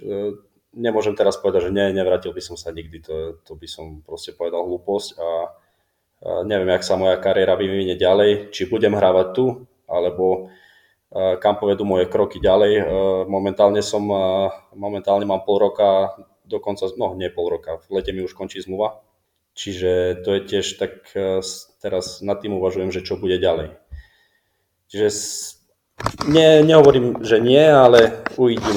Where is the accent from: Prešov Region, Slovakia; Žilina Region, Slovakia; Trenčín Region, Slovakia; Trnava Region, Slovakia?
Prešov Region, Slovakia; accent: Šariš dialect; moved away as an adult; now in Kraków, Poland; my, čo sme zo Slovenska, tak my sme to chytili rýchlo, jak hovoríš, eh, vieš, šariština a tak, tak ja som nemal problém vôbec